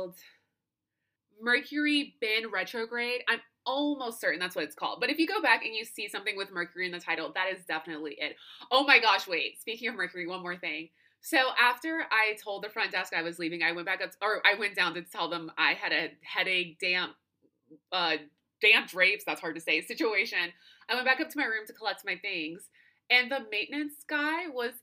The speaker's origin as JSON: {"language": "English", "country": "United States"}